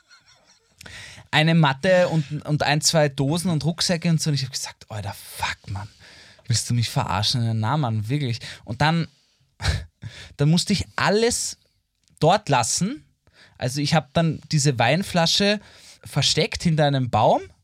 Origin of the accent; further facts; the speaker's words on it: Vienna, Austria; als Wiener und Wienerin, wie ich mhm. einer bin